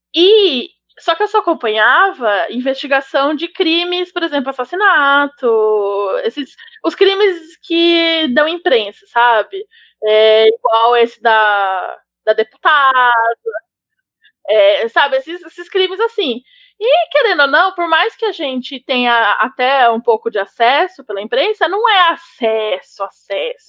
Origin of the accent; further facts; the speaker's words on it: São Paulo, Brazil; eu sou de Pirituba